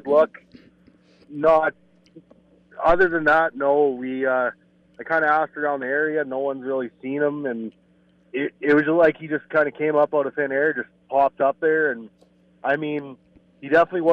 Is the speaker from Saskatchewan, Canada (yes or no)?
yes; Yorkton, Saskatchewan, Canada; also born or lived in Alberta; I was born and raised in York and Saskatchewan. Been here whole life.